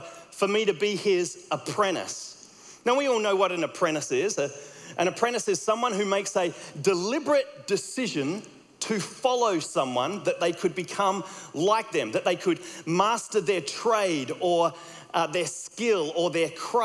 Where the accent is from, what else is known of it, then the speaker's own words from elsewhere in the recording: Australia; accent: Australian; my Australian accent